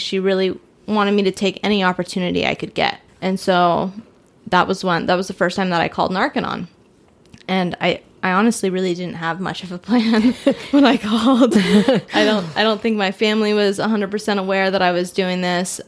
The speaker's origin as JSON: {"language": "English", "region": "California", "country": "United States", "moved": "yes", "said": "I'm from California"}